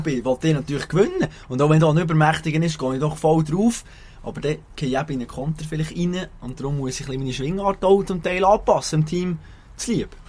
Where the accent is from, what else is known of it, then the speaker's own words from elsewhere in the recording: Bern, Switzerland; als Berner